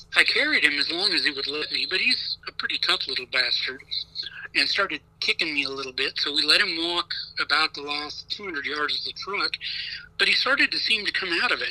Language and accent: English; Nebraska, United States; Nebraska too much because it's my home state